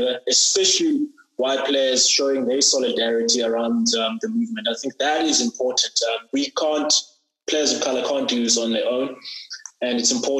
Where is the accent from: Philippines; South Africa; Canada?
South Africa